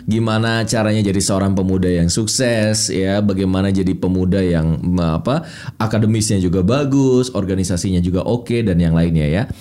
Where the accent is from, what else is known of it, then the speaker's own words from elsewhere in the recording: Bandung, West Java, Indonesia; Tahu saya orang Bandung